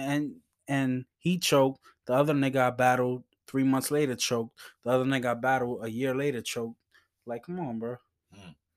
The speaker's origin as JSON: {"language": "English", "region": "New York", "country": "United States", "said": "I'm from the Bronx"}